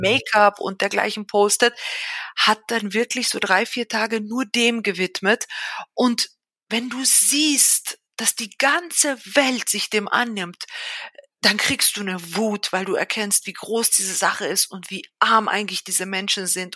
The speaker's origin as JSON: {"language": "German", "town": "Villach", "region": "Carinthia", "country": "Austria", "tie": "born or raised there", "moved": "as an adult", "lives_now": "Vienna, Austria", "said": "Ich bin aber selber in Österreich groß geworden, genauer gesagt in Villach in Kärnten. Also ich bin eigentlich Kärntnerin"}